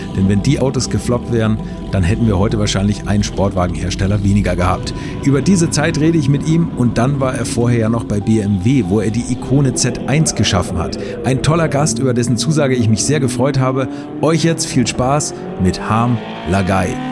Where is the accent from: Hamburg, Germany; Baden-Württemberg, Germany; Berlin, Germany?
Hamburg, Germany; Ich komme aus Hamburg